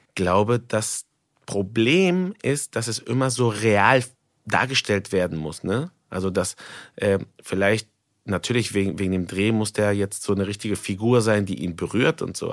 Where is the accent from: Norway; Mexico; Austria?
Mexico; now in Germany; ich komme aus Mexiko